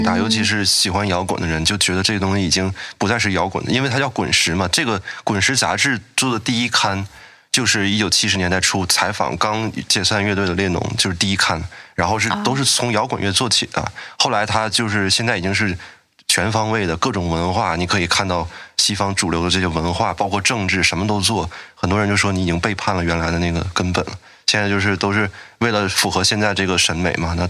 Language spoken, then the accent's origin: Chinese; China; 那我们中国人也好